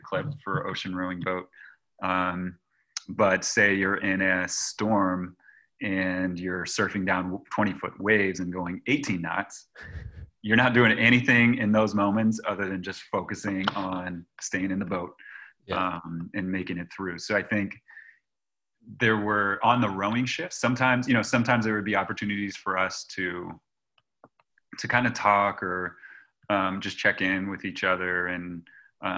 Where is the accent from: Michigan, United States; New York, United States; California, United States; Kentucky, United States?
California, United States; Los Gatos; I grew up in Los Gatos, California, near Santa Cruz, California